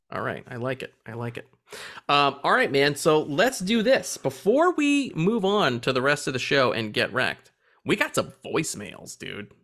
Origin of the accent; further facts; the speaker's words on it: United States; I'm an American